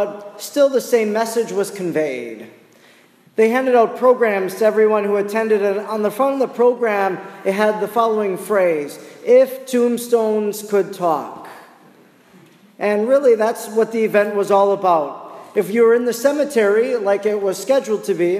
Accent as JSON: {"language": "English", "town": "Oconto", "region": "Wisconsin", "country": "United States", "tie": "born or raised there", "moved": "yes", "said": "my hometown, which is 30 miles north of Green Bay, called Oconto"}